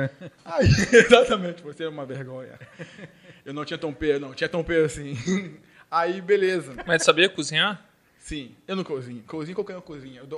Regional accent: Rio de Janeiro, Brazil; muitos não acreditaram que realmente é, eu vim do Rio e tudo mais

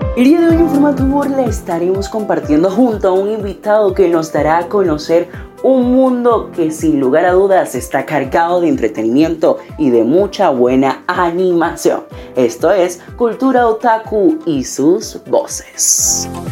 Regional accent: Venezuela; mi país natal, Venezuela

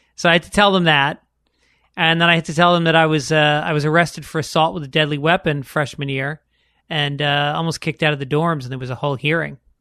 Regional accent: New York, United States; growing up in New York, going to public schools

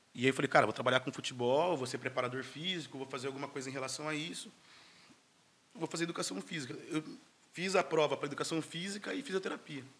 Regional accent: Campinas, São Paulo, Brazil; sou de Campinas, duas horas e meia de Santos

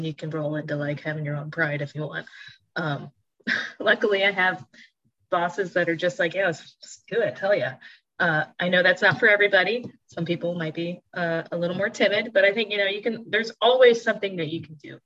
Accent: Florida, United States; now in Pittsburgh, United States; I grew up in Florida

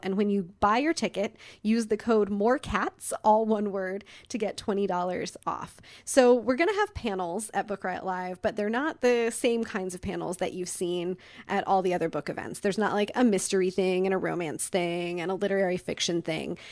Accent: Midwest, United States; moved away; I grew up in the Midwest

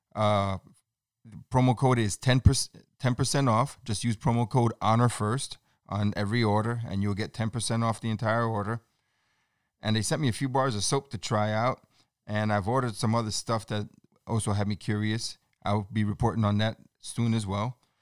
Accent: New York City, New York, United States; I'm born and raised in New York City

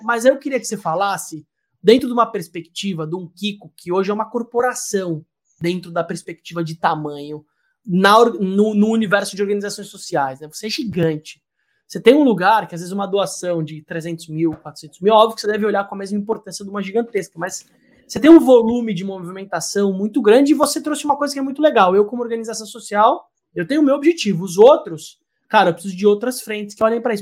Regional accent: Brazil; da gente como brasileiro

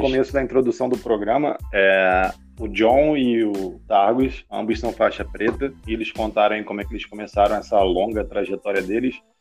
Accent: Baixada Fluminense, Rio de Janeiro, Brazil; eu cresci na Baixada Fluminense, aqui, tipo, vizinho do Targos praticamente

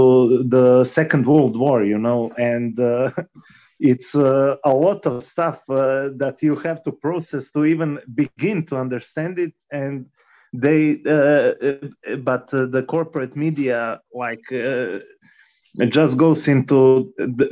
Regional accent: Croatia; I am from Croatia, for example, and I experienced war. I was a kid, but I saw what was happening

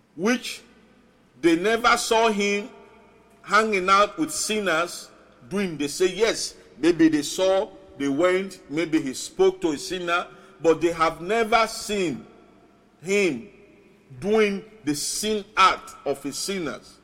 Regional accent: Sierra Leone; first language Mende and Krio; English is a second language; now in Tacoma, United States; my other nations, Sierra Leone, I will chip in a little, little. My native language, Mende and Creole

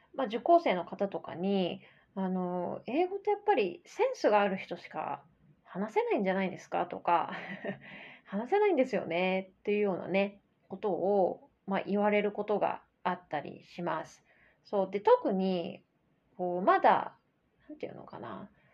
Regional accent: Japan; first language Japanese; 第一言語をで日本語をあの話す日本人

